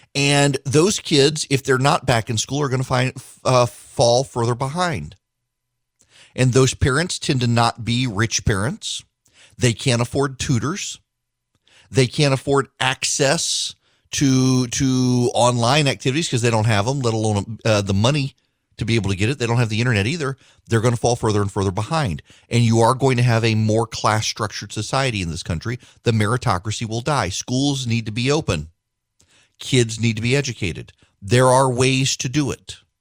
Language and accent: English; United States; We're Americans. We're not British